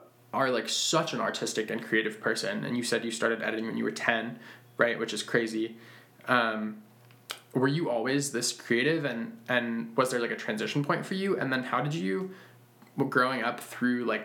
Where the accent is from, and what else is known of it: Western Massachusetts, United States; born or raised there